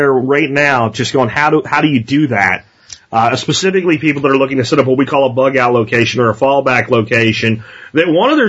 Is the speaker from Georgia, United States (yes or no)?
no; Pennsylvania, United States; when I was growing up in Pennsylvania in my area